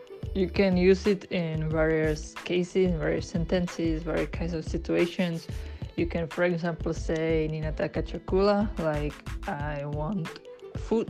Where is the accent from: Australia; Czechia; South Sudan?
Czechia; I'm from the Czech Republic.